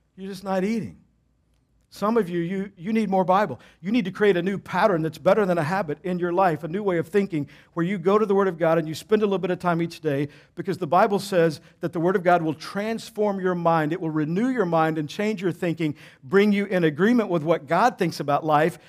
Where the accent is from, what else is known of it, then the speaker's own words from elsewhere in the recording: Texas, United States; I grew up in Texas